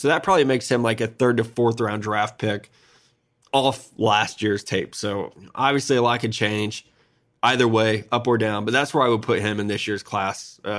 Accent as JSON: {"language": "English", "region": "Missouri", "country": "United States", "said": "I'm not good with, especially Italian last names. I'm from Missouri. Hard. You know, if you don't have like an English or an Irish last name, I didn't hear it growing up."}